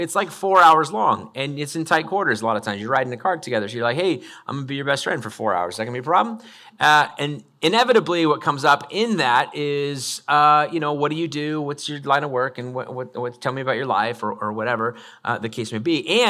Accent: Idaho, United States; I grew up in North Idaho, and my mom chose to homeschool us from about second grade through eighth grade.

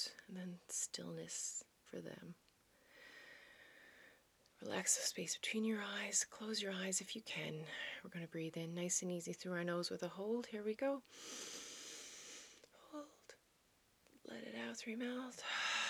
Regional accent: Newfoundland and Labrador, Canada; also born or lived in Netherlands; now in New Brunswick, Canada; I used to say I'm a Newfoundlander and Canadian coming to you from the Netherlands, but not anymore because we moved back to Canada. And of course, we are now in New Brunswick.

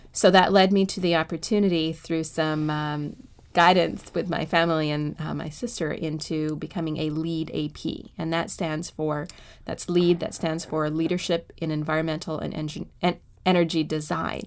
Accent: Canada; moved away as an adult; now in Washington, D.C., United States; I was born and raised in Canada

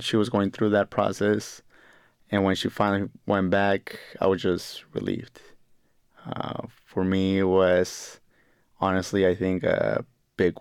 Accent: Sacramento, California, United States; also born or lived in Mexico City, Mexico; My family decided to move us to the United States. That was in 1993, and we moved to Sacramento, California.

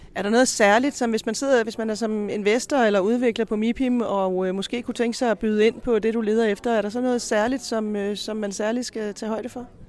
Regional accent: Denmark; vi som danskere

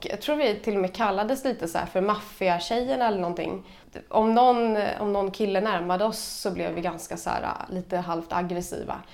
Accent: Stockholm, Stockholm County, Sweden; Jag är från Stockholm.

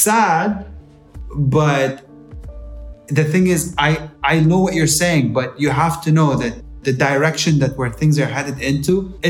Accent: Jeddah, Makkah Province, Saudi Arabia; we grew up in Saudi and Jeddah is home, but we're not from Saudi. We're mahna jeddawiyin.

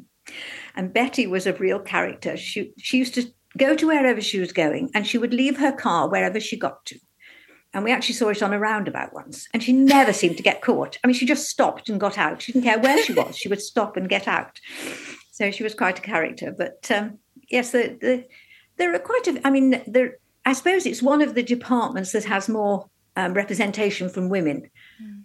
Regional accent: Newcastle-under-Lyme, West Midlands, United Kingdom; moved away as an adult; now in London, United Kingdom; I was born and brought up in Newcastle-under-Lyme in North Staffordshire

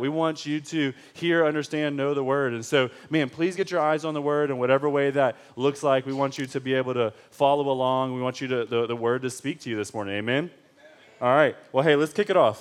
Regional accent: Detroit, Michigan, United States; I am from Detroit

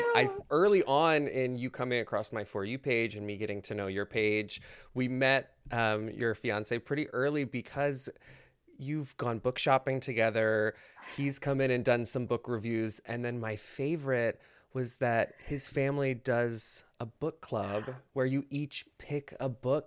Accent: Maryland, United States; moved away; I'm originally from Maryland, and the Ren Fair there was huge

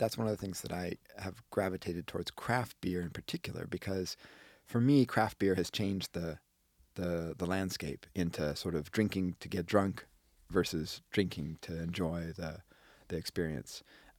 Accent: Wisconsin, United States; moved away; When I was growing up in Wisconsin.

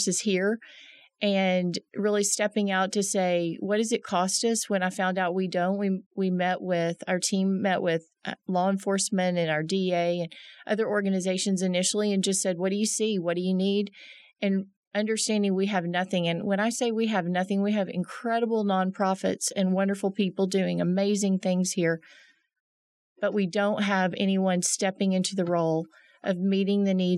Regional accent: Arlington, Texas, United States; moved away as an adult; also born or lived in Denton, Texas; now in Midland, United States; I'm originally from Arlington

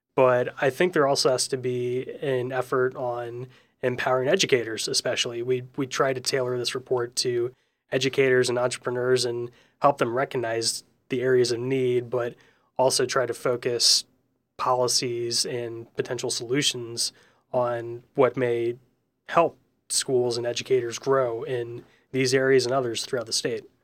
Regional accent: St. Louis, Missouri, United States; now in Indiana, United States; my home state of Missouri and, and Saint Louis in particular

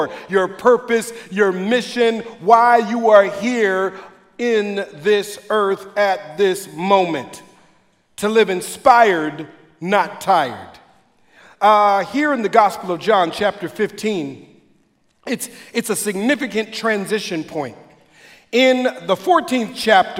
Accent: Minneapolis, Minnesota, United States; now in Sacramento, United States; I used to watch Emmanuel on TV growing up as a kid in the Twin Cities. I'm originally from here

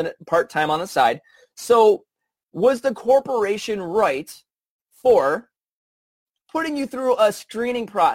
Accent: Michigan, United States; I'm from Michigan

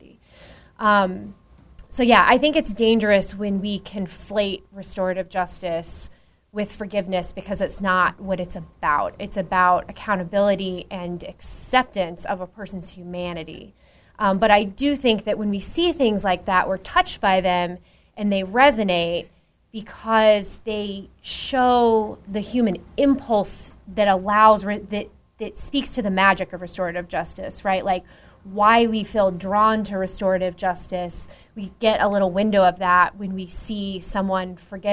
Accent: Dallas, Texas, United States; I'm from Dallas

